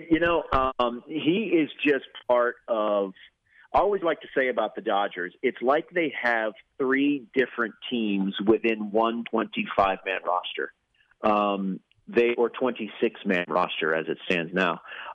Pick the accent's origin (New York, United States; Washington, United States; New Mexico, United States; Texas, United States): Texas, United States; Houston; I grew up in Houston